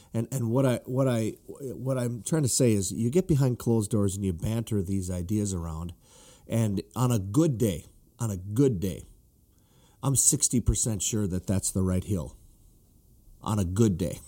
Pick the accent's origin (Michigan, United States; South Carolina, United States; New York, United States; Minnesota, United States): Minnesota, United States; northern; I grew up, you know, in northern Minnesota